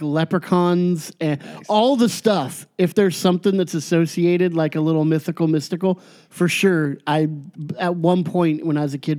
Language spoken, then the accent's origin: English; California, United States; I'm a Californian.